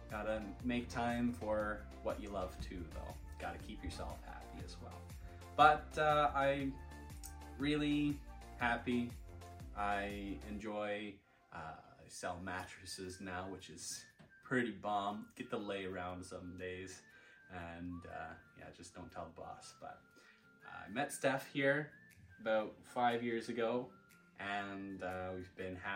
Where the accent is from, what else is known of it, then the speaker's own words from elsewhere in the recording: Prince Edward Island, Canada; moved away as an adult; now in Alberta, Canada; Uh, I'm 25 years old. I come from Prince Edward Island, Canada. Uh, moved here to Alberta about eight years ago now